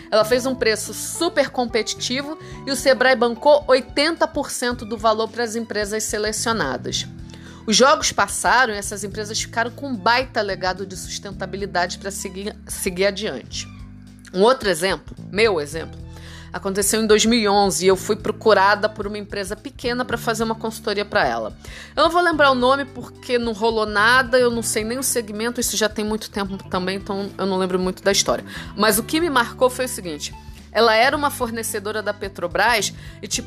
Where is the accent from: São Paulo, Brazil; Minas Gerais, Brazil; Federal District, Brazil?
Federal District, Brazil; Brasília; accent: carioca; now in Rio de Janeiro, Brazil; eu não nasci no Rio de Janeiro. Eu sou de Brasília, só que é óbvio, eu moro aqui há um bom tempo, mas a verdade é que eu sempre falei como carioca.